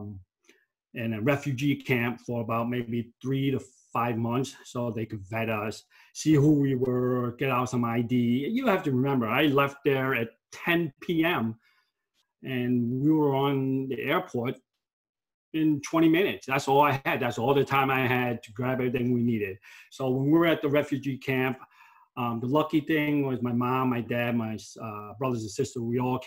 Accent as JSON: {"language": "English", "town": "New York City", "region": "New York", "country": "United States", "tie": "born or raised there", "said": "we grew up in Queens. We moved a lot. I lived in Elmhurst. I lived in Corona. I lived in Astoria"}